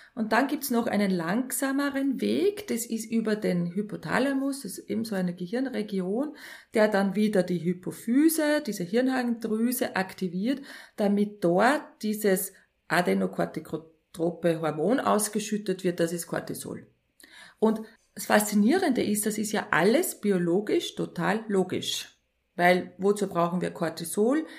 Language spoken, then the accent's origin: German; Linz, Upper Austria, Austria; also born or lived in near Schwanenstadt, Upper Austria; Geboren in Linz, die ersten zehn Jahre in Linz aufgewachsen und dann sehr ländlich in der Nähe von Schwanenstadt